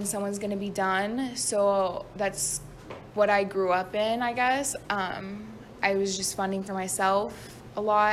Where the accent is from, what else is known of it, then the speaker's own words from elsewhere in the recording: Las Vegas, Nevada, United States; moved away; I'm from Las Vegas, Nevada. I was born and raised out there.